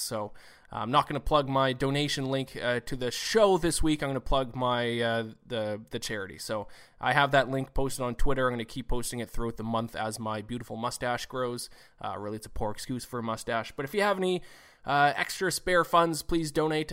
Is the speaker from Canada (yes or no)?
yes; Canada; I'm Canadian